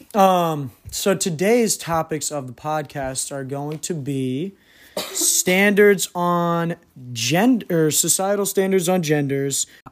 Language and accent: English; New England, United States; moved away; I grew up in New England, so it was definitely a different type of community than the South.